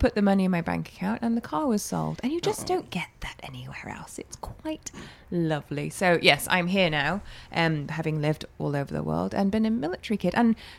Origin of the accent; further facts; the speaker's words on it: Hong Kong; I grew up in Hong Kong under British rule, which is great because I feel like I have two cultures that are both mine, you know, and I can speak two languages